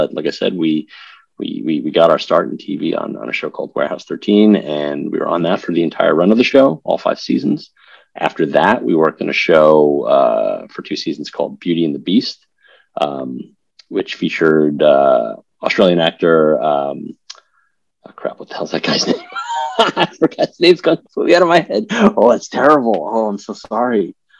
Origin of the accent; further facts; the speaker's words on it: New York, United States; I'm originally from New York. I don't have the traditional New York accent, even though I grew up on Long Island